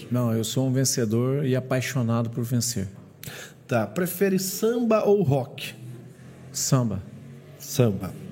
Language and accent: Portuguese; Curitiba, Paraná, Brazil; born there; also born or lived in Ipanema, Rio de Janeiro; Eu morei, eu morei 14 anos na praia de Ipanema. Nasci em Curitiba, fui para Ipanema, voltei para Curitiba para estudar e trabalhar.